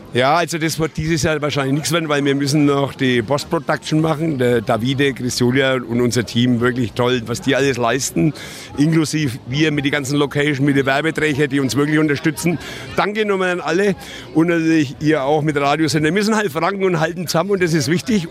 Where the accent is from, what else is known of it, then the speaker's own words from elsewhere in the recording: Nuremberg, Bavaria, Germany; ich bin Nürnberger. Meine Eltern hatten in der Gaststätte, die Gaststätte Kaiserburg in der Krämersgasse